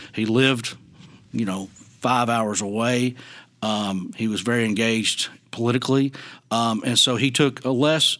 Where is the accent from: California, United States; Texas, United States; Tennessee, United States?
Tennessee, United States; Wilson County; also born or lived in Memphis, Tennessee; I grew up in Wilson County.